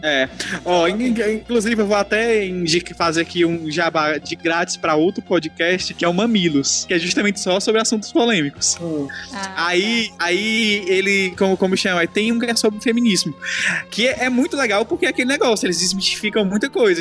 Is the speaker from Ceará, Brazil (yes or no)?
yes; Ceará, Brazil; perder o sotaque, daqui do Ceará